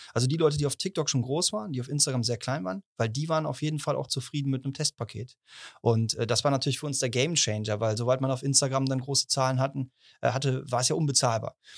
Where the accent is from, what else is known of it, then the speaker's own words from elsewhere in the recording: Cologne, North Rhine-Westphalia, Germany; als Kölner